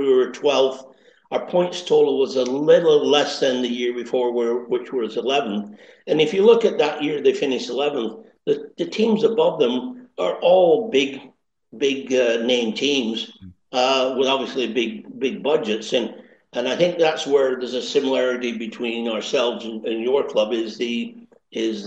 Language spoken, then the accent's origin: English; Accrington, North West England, United Kingdom; accent: East Lancashire crossover Canadian; now in Canada; I was born and raised in Accrington